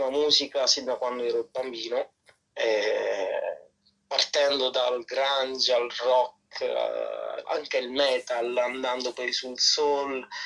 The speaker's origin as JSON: {"language": "Italian", "region": "Apulia", "country": "Italy", "also_born_or_lived": "Barbados", "said": "sono stato in Puglia. Mm. no, nella mia terra."}